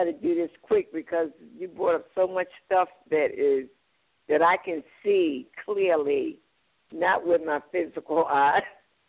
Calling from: Baltimore, Maryland, United States; from Baltimore.

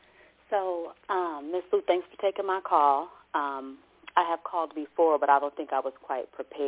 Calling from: Oakland, California, United States; Greetings … I'm calling from Oakland, California.

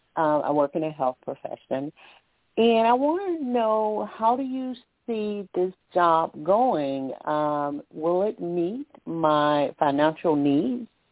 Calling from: Alabama, United States; calling from Alabama

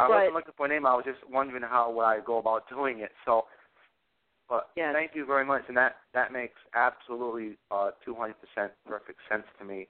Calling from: Massachusetts, United States; I'm calling from Massachusetts.

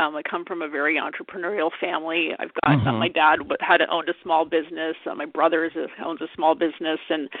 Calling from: Vancouver, British Columbia, Canada; I'm actually calling from Vancouver, Canada.

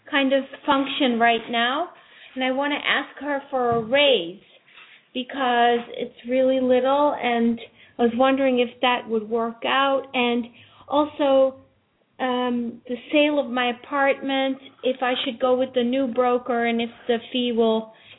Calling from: Manhattan, New York, United States

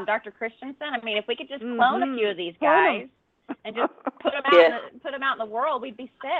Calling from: Costa Rica; We got a big thunderstorm rolling through here, ladies, you know, and I'm calling from Costa Rica, so you just never know

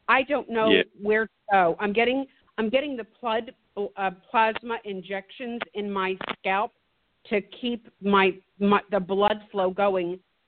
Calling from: Virginia, United States

